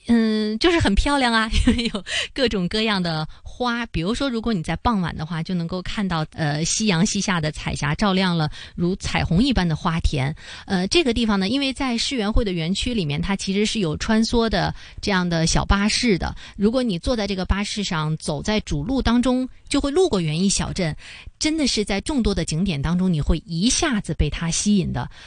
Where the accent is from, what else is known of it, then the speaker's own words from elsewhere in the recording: Beijing, China; 北京源，应该说呢，这也是我家乡的一个展馆啊